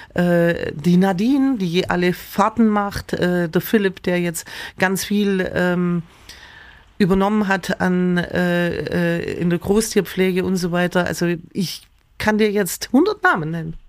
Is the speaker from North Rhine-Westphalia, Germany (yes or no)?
no; Wangen im Allgäu, Baden-Württemberg, Germany; also born or lived in Amtzell; also ich bin aufgewachsen, also praktisch in Amzell geboren, in den Wangen aufgewachsen